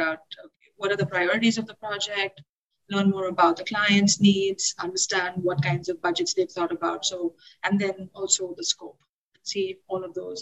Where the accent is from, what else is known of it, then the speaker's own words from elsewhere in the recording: India; now in Boston, United States; I'm actually from India, worked in several other places, but then finally landed in Boston, where I started my studio